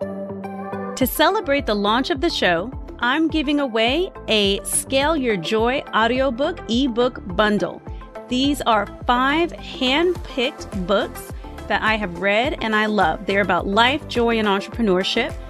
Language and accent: English; United States; moved away; as an American